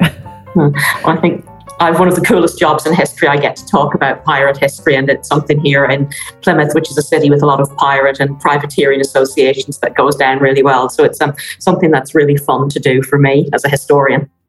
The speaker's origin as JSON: {"language": "English", "country": "Ireland", "accent": "Irish", "said": "as you can possibly hear from my accent, I'm Irish"}